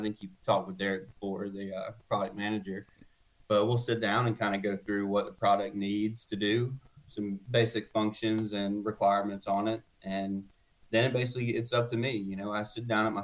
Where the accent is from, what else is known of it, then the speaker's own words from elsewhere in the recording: Huntsville, Alabama, United States; moved away as an adult; now in Chelsea, United States; I'm actually from Huntsville, a little bit more up north too